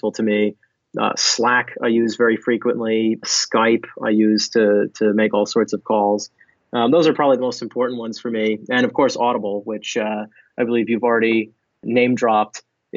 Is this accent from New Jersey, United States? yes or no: yes; New Jersey, United States; I'm from New Jersey